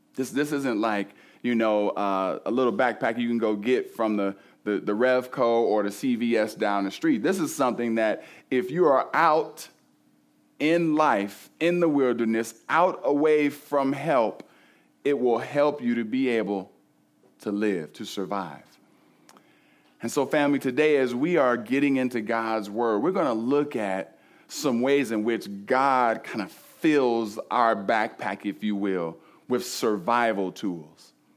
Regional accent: Cleveland, Ohio, United States; I grew up in Cleveland

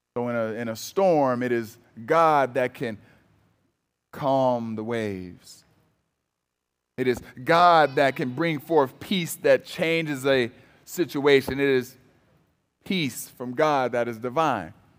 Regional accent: Cleveland, Ohio, United States; moved away; also born or lived in Michigan; I'm originally from Cleveland, Ohio

